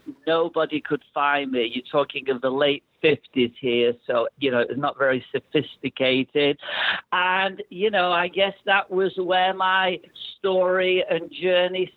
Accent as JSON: {"language": "English", "town": "Manchester", "region": "North West England", "country": "United Kingdom", "tie": "born or raised there", "moved": "yes", "lives_now": "Toronto, Canada", "said": "I grew up in Manchester"}